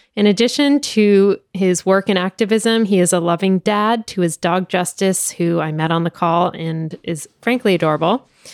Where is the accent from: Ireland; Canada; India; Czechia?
Ireland; As an Irish person